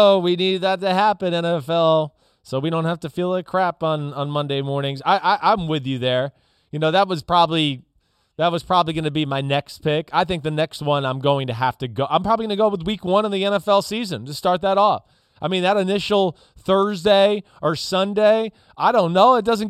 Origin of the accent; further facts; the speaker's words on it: New Jersey, United States; You know, up here where I grew up in New Jersey, like they played that loud siren at like 6 o'clock in the morning.